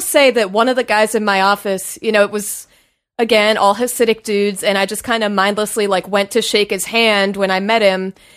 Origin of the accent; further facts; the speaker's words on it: Washington, District of Columbia, United States; moved away; also born or lived in New York; I'm from D C.